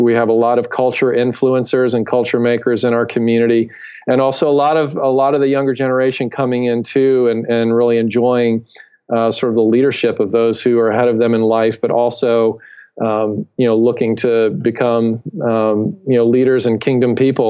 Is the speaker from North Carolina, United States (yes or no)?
no; Atlanta, Georgia, United States; Originally from the Southeast, from the Atlanta area, but really since that time from all over.